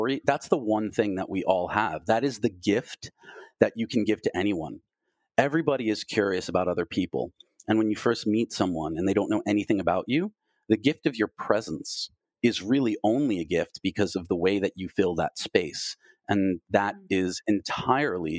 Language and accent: English; Long Island, New York, United States; now in Los Angeles, United States; I was born in New York and I grew up on Long Island, how did I get from there to being out here in Los Angeles